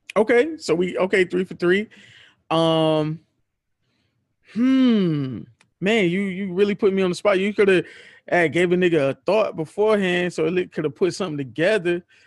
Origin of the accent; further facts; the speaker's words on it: Miami, Florida, United States; I'm not from Florida. I'm from Miami. Miami, that's in Dade County